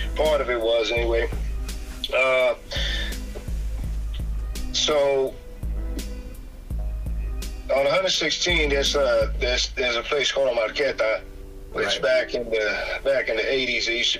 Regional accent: New York City, New York, United States; now in Indiana, United States; growing up in New York

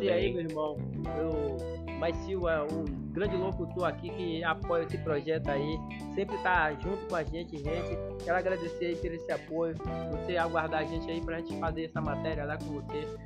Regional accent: Nova Brasília, Brazil; um irmão que a gente foi criado junto em Nova Brasília, né?

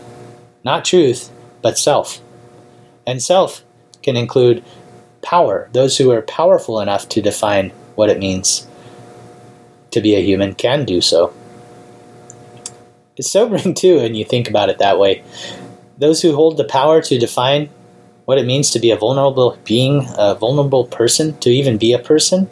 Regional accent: United States; as an American citizen

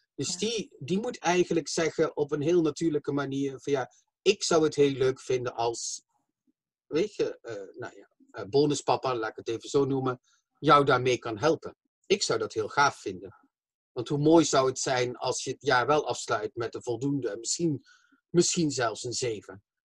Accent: Limburg, Flanders, Belgium; accent: southern, soft G; now in The Hague, Netherlands; ik kom van België, Slimburg, maar ik eh, eh, woon in Den Haag.

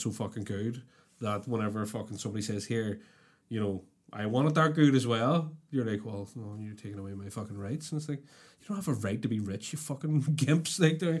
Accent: Belfast, Northern Ireland, United Kingdom; I can't help where I'm from. Do you know what I mean? I was born here and I was raised here.

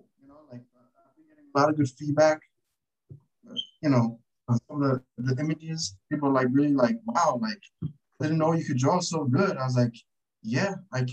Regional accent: New Jersey, United States; I'm from New Jersey

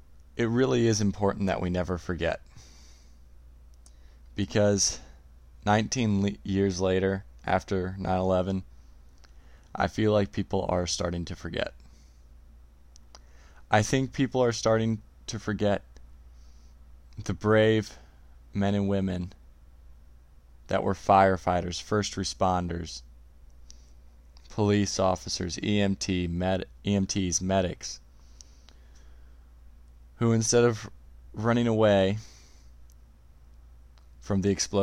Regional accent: United States

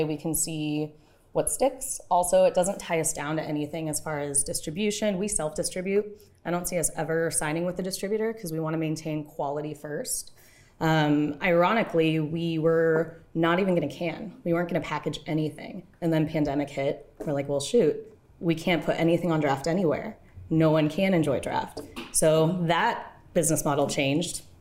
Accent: Bay Area, California, United States; now in Hawaii, United States; I'm originally from the Bay Area

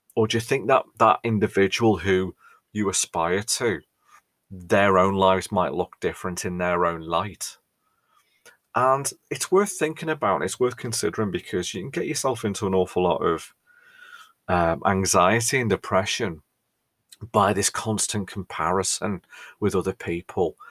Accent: Ellesmere Port, North West England, United Kingdom; we're not Scousers, we're from Cheshire

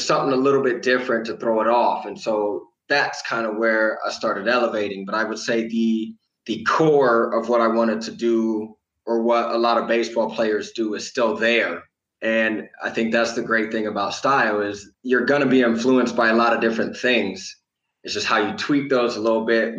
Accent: Midwest, United States; moved away as an adult; where I grew up in the Midwest

